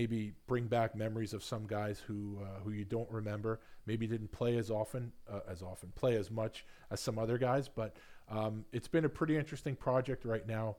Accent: New York, United States; also born or lived in Long Island; when I was younger, growing up in Queens and on Long Island

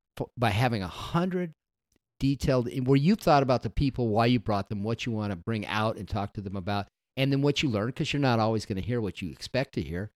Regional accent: Las Vegas, Nevada, United States; moved away; I grew up in Las Vegas, Nevada

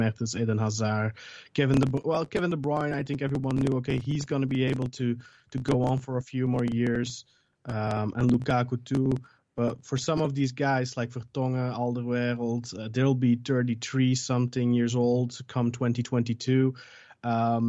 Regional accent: Belgium; Well, I'm born and raised in Belgium. My mom's Belgian

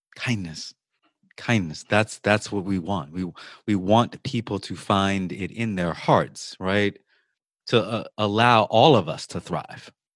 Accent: Virginia, United States; now in Louisiana, United States; from my home state of Virginia

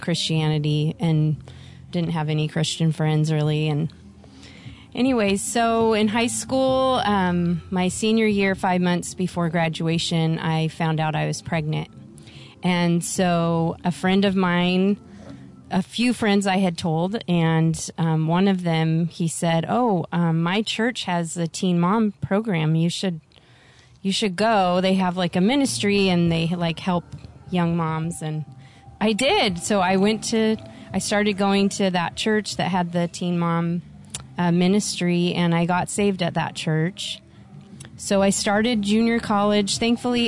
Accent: Southern California, United States; moved away as an adult; also born or lived in Denver; I was born and raised in Southern California.

